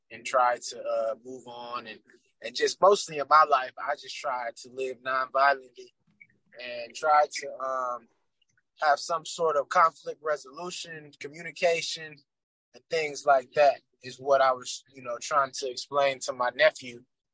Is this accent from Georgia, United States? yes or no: yes; Atlanta, Georgia, United States; As I grew up in Atlanta